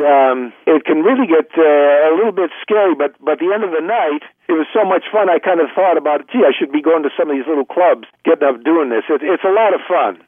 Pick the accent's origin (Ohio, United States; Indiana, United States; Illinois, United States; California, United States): Ohio, United States; Cleveland; I'm from Cleveland